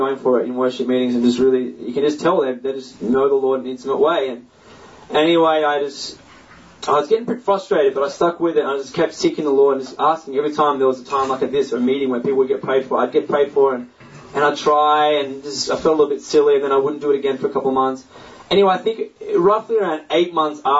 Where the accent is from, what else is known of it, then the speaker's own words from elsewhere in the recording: Australia; I'm from Australia